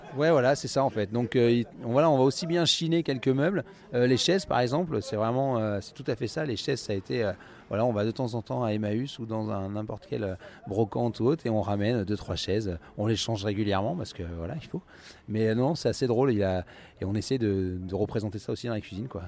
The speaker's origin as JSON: {"language": "French", "area": "Limousin", "region": "Nouvelle-Aquitaine", "country": "France", "tie": "born or raised there", "also_born_or_lived": "England / Paris", "moved": "as an adult", "lives_now": "Villejuif, France", "said": "je suis originaire du Limousin. Euh, j'ai fait mon école hôtelière hein, dans le Limousin"}